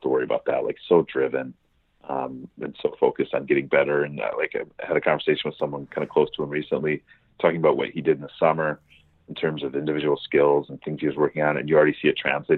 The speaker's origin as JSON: {"language": "English", "town": "Detroit", "region": "Michigan", "country": "United States", "tie": "born or raised there", "also_born_or_lived": "Atlanta", "moved": "yes", "said": "I grew up in Detroit"}